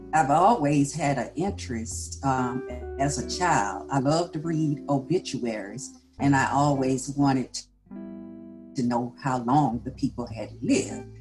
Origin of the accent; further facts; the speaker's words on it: Columbia, South Carolina, United States; Columbia, South Carolina, and I must say, growing up in the segregated South